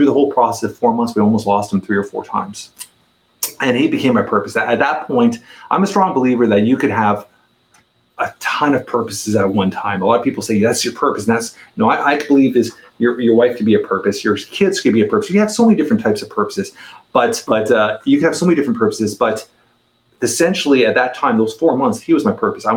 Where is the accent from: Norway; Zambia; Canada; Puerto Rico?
Canada; Toronto, Ontario; I'm a 44-year-old Toronto, Canada resident, born and raised in Toronto, Canada